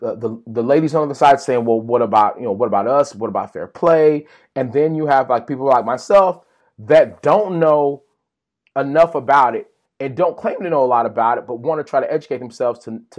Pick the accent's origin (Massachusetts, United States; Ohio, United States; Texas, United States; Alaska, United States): Texas, United States; We're from Texas.